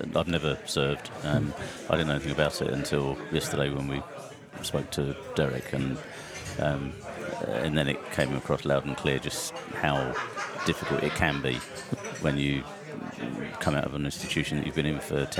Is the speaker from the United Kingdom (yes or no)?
yes; Uxbridge, London, United Kingdom; I was from Uxbridge.